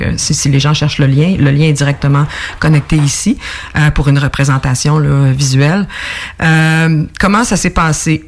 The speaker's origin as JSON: {"language": "French", "area": "Estrie", "region": "Quebec", "country": "Canada", "tie": "born or raised there", "also_born_or_lived": "Montreal", "moved": "as an adult", "said": "j'habite euh, plutôt l'Estrie maintenant"}